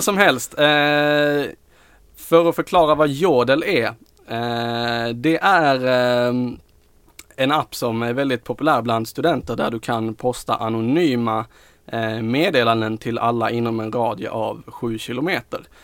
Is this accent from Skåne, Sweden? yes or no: yes; Skåne, Sweden; vi är skåningar